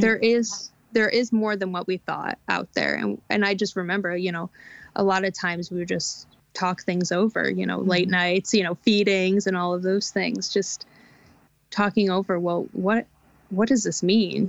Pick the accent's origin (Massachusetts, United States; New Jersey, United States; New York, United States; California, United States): New York, United States; now in American Midwest, United States; Where I grew up in the Northeast, you know, homeschooling is just not a thing